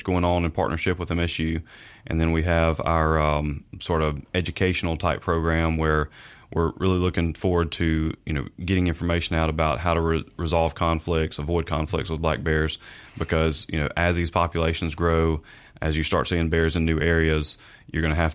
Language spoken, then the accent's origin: English; central Mississippi, United States; I'm from Mississippi, central Mississippi.